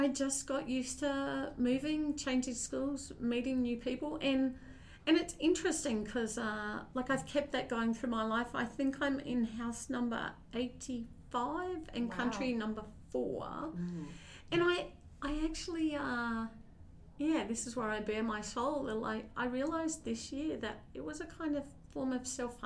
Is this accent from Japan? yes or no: no; Australia; moved away as an adult; also born or lived in New Zealand / United States; now in Canada; I'm not North American. I'm a good kangaroo. I'm Australian, lived and worked in Australia, New Zealand, the US, and now I made it home in Canada